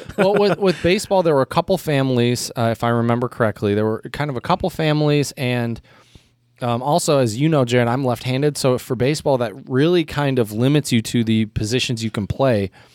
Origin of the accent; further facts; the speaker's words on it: United States; as an American